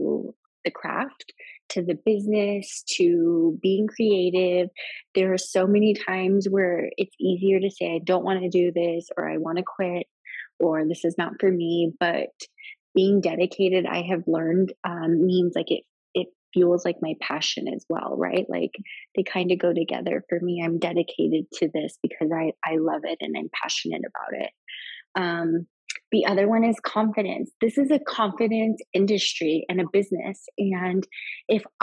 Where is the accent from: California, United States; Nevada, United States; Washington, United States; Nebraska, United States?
Nevada, United States; Las Vegas; I'm from Vegas